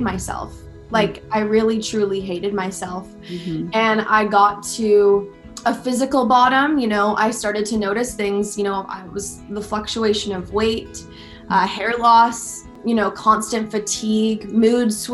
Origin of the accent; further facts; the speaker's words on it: West Vancouver, British Columbia, Canada; also born or lived in England; I was born in England and then we moved over to West Vancouver when I was quite young